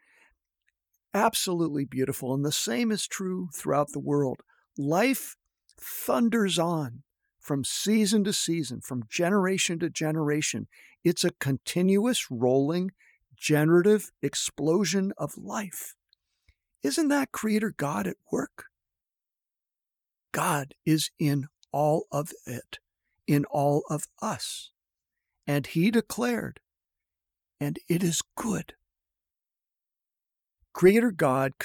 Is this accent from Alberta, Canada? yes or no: no; a suburb outside of Toronto, Ontario, Canada; moved away as an adult; also born or lived in Northern California; I grew up in Canada, in a suburb outside of Toronto